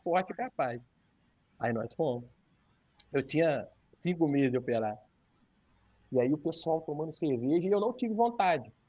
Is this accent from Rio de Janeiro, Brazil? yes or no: yes; Santo Antônio de Pádua, Rio de Janeiro, Brazil; eu sou de Santo Antônio de Pádua, que é norte do estado, divisa com, com Minas